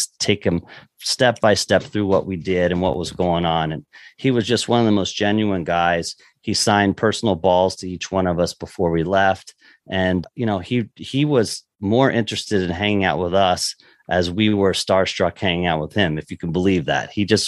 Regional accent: East Coast, United States; Obviously, where I grew up on the East Coast, you know, it was not a big thing and I didn't know anything about it.

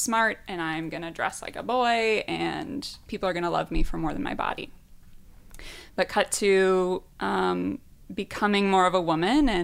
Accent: Midwest, United States; I grew up in the Midwest in a religious kind of background

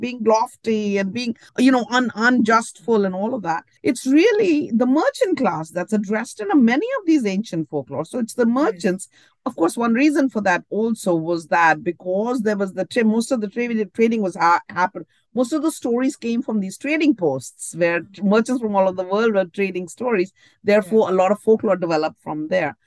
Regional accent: India; it's the Indianness in me

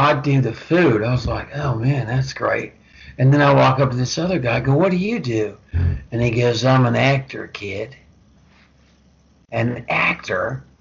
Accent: Vancouver, British Columbia, Canada; I grew up in Vancouver. I grew up in British Columbia, Canada

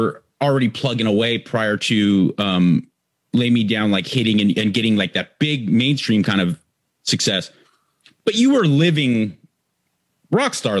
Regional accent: Southern California, United States; I'm from Southern California, not necessarily like a beach town

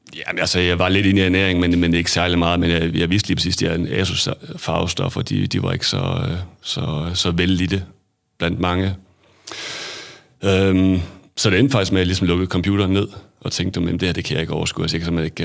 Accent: Hadsund, North Denmark Region, Denmark; also born or lived in England / Aarhus; født og opvokset i Hadsund

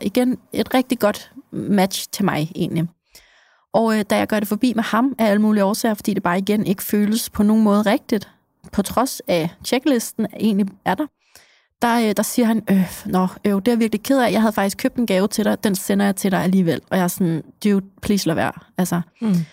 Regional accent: Copenhagen, Capital Region of Denmark, Denmark; som københavner

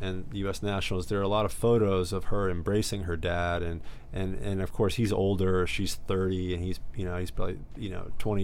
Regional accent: New York City, New York, United States; growing up in Astoria, Queens

